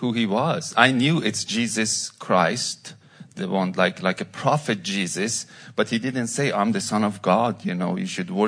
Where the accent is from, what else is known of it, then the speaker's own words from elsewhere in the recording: Iran; English is a second language; moved away as an adult; now in United States; I'm from Iran, and I was born in a Muslim family